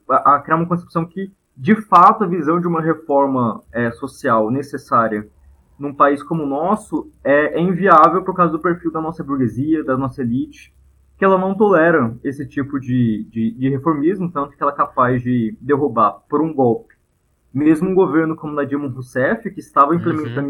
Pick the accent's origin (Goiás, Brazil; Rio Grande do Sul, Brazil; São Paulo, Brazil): Goiás, Brazil; Goiânia; moved away as an adult; now in Brasília, Brazil; a gente é de Goiânia, estou aqui na casa da minha mãe em Goiânia